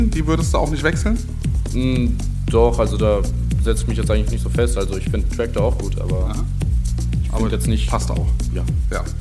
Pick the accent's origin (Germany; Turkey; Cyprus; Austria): Germany; Frankfurt, Hesse; komme aus Frankfurt, also Becken-Enkheim, bin 16 Jahre alt